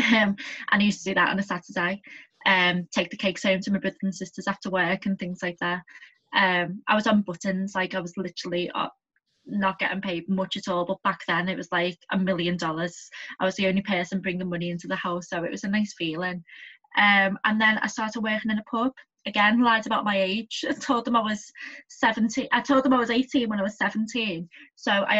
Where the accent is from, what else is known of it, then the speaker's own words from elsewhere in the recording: Liverpool, North West England, United Kingdom; I was brought up in Heighton, the posh part